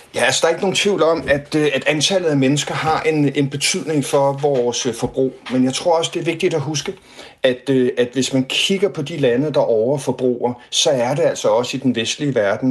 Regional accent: Denmark; vi som danskere

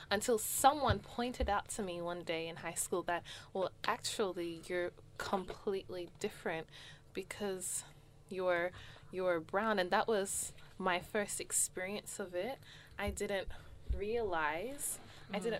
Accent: Australia; I'm an Australian

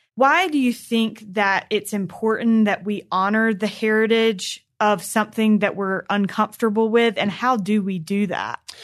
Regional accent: North Carolina, United States; When I was younger, I grew up in North Carolina

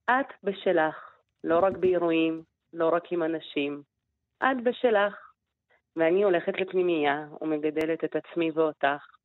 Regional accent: Israel; אבל אני גדלתי כאן, אני ישראלית ואני פה מגיל שמונה

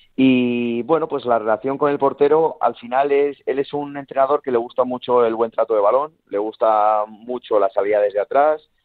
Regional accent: Valladolid, Castile and León, Spain; now in Zamora, Spain; también estoy cerquita de, de Valladolid, de donde soy yo de mi gente

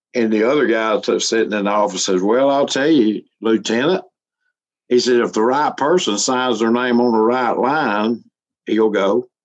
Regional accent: Alabama, United States; I grew up around Pentecostal holiness, they call it here in Alabama

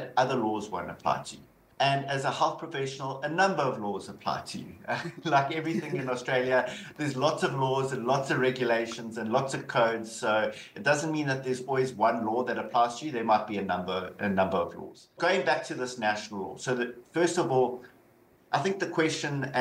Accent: South Africa; accent: South African; moved away; Obviously you can hear the South African accent. I'm so originally from South Africa

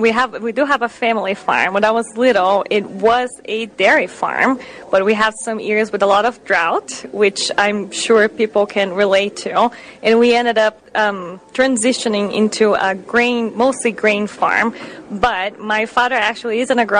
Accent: Brazil; English is a second language; moved away as an adult; now in Wisconsin, United States; Yes, I do have a little bit of an accent. So I grew up in Brazil

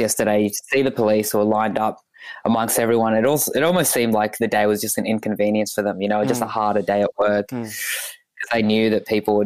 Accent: Australia; also born or lived in Ethiopia; I was born there. Came here in 2004

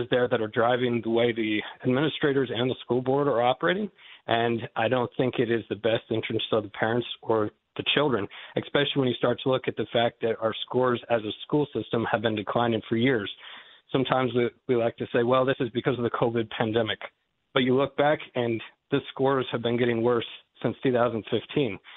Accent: Goshen, Indiana, United States; born there; also born or lived in Massachusetts / North Carolina / Texas / Malawi; As was mentioned, um, I was born here in Goshen, and I've lived a number of different places since then um, Massachusetts, North Carolina, Texas, Malawi, Africa for a number of years.

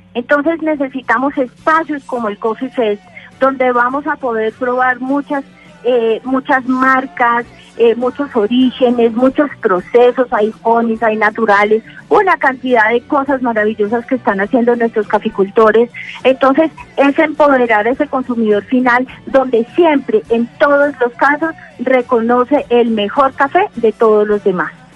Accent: Manizales, Caldas, Colombia; tenemos maravillosos cafés en mi tierra natal, en Manizales

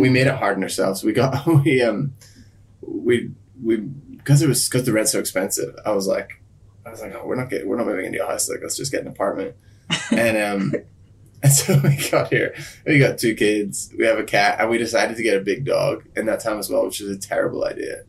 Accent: Ireland; also born or lived in Sydney, Australia / Belfast; now in Los Angeles, United States; I'm from Ireland originally, and then um I lived in Sydney for ten years

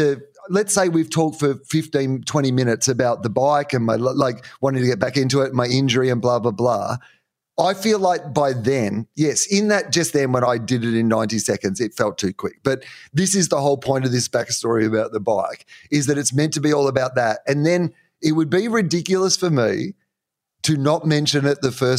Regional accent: Australia; Yeah, yeah, I am. I'm Australian.

